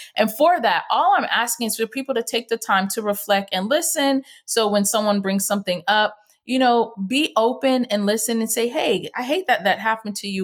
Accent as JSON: {"language": "English", "country": "Jamaica", "said": "me being West Indian, in Jamaica, our motto is \"Out of many, one people.\""}